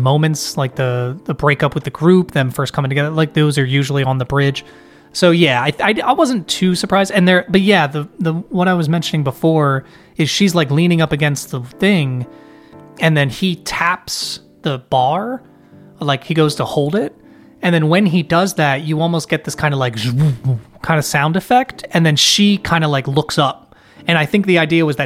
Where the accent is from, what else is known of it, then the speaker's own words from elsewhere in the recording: United States; being an American